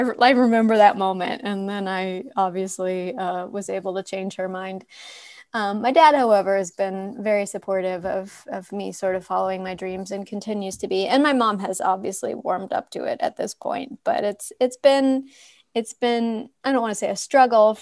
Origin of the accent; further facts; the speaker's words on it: Fayetteville, Arkansas, United States; moved away as an adult; now in Los Angeles, United States; Fayetteville is like, it's the perfect place to grow up. And honestly, if I hadn't lived my whole life there up until I was 18